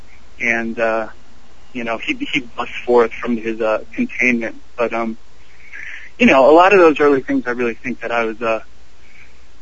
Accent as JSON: {"language": "English", "town": "Columbus", "region": "Ohio", "country": "United States", "said": "I'm actually from Columbus, Ohio"}